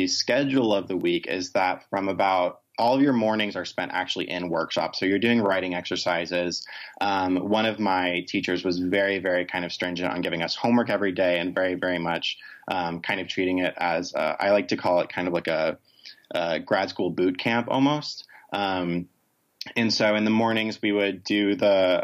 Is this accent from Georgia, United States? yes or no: yes; Rome, Georgia, United States; I'm originally from Rome, Georgia, which is not exactly a LGBT haven of the world